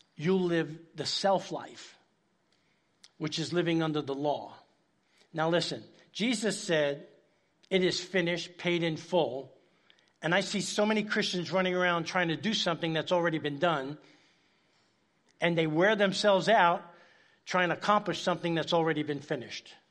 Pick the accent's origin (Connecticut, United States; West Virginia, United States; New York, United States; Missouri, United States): New York, United States; New York City; moved away; I grew up in Spanish Harlem, uh, in New York City, uptown Manhattan, very dangerous place